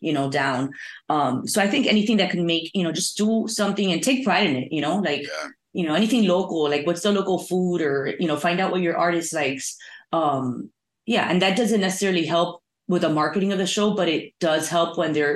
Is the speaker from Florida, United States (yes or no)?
yes; Miami, Florida, United States; I'm from Miami